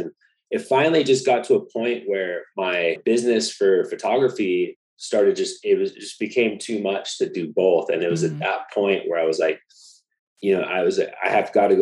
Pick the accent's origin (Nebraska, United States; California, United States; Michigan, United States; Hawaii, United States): California, United States; Laguna Beach; moved away as an adult; also born or lived in Maui; I grew up in Laguna Beach